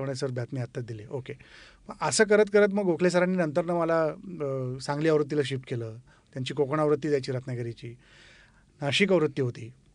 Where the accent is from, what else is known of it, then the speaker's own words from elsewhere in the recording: Yenegur, Maharashtra, India; moved away as an adult; also born or lived in Pune; now in Mumbai, India; उमार्गा तालुक्यातून माझं मूळ गाव येणेगूर